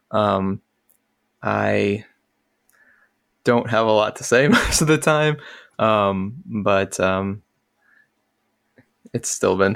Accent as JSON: {"language": "English", "region": "Northeast Florida", "country": "United States", "tie": "born or raised there", "said": "I was born and raised in Northeast Florida"}